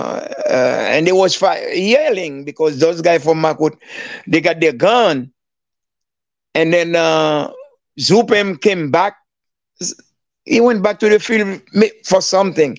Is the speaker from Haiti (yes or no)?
yes; Miragoâne, Nippes, Haiti; moved away; Miragwan, my hometown